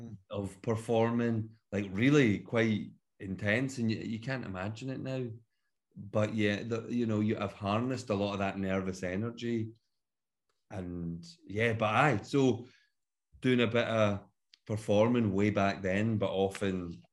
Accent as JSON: {"language": "English", "town": "Glasgow", "region": "Scotland", "country": "United Kingdom", "lives_now": "Edinburgh, United Kingdom", "said": "Because obviously I'm from Glasgow, but I live in Edinburgh and Leith. Been here for about 12 years now."}